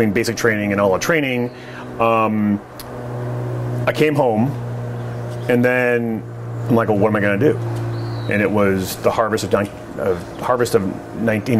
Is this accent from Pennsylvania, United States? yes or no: no; Dayton, Oregon, United States; high school senior growing up in Dayton, Oregon